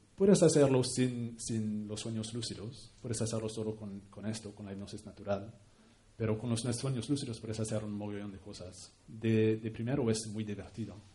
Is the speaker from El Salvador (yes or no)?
no; Canada; Spanish is a second language; moved away; un pueblo indígena de donde vengo, en Canadá